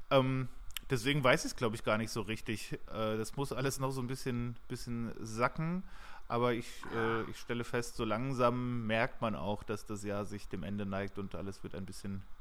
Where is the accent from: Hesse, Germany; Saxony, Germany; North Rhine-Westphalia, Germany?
Hesse, Germany; wie wir das blöd finden, wenn wir sagen, wir kommen aus der Nähe von Frankfurt